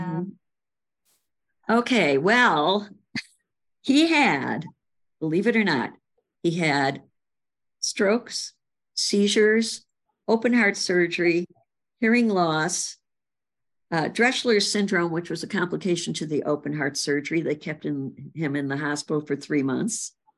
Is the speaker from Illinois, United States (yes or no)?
yes; Chicago, Illinois, United States; in Chicago on the north side, various places on the north side